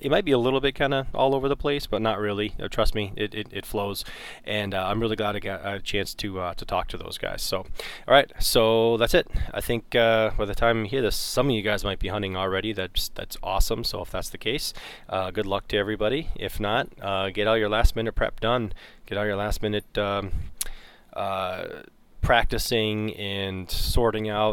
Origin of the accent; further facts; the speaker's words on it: north of Toronto, Ontario, Canada; I grew up north of Toronto